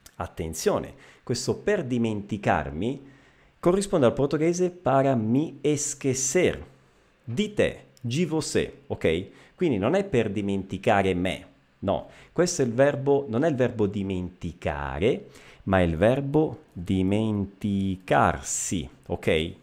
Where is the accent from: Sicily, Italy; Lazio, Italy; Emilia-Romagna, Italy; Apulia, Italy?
Sicily, Italy; Messina; Io sono eh, messinese, eh, quindi siciliano di Messina, della città di Messina